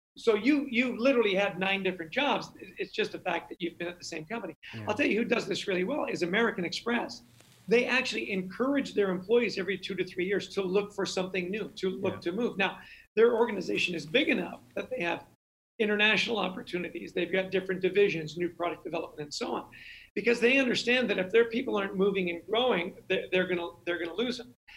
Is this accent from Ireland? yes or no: no; Canada; I grew up in Canada.